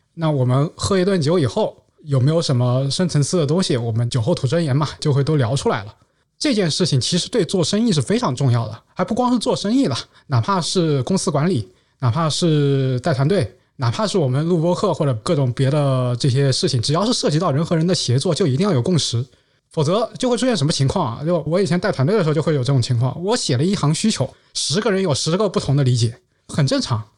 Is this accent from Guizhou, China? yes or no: yes; Guizhou, China; 我是贵州人，所以我对酱香的味道是非常非常有感情的